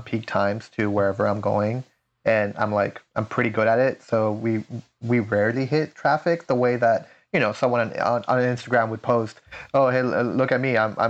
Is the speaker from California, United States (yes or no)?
yes; San Diego, California, United States; but me as a San Diego native, I've experienced a lot of different areas. So I can't even consider my hometown a suburban area. It is a city, but it's one of higher population, but it's still in the outskirts away from San Diego.